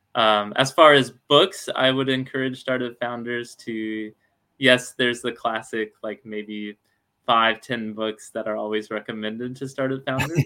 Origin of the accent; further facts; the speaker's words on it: Alabama, United States; now in Seattle, United States; I'm from Alabama